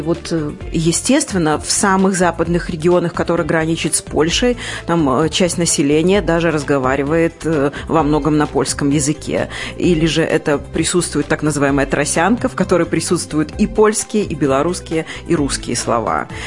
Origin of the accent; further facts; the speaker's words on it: Pastavy, Vitebsk Region, Belarus; костел, э, который был в моем родном городе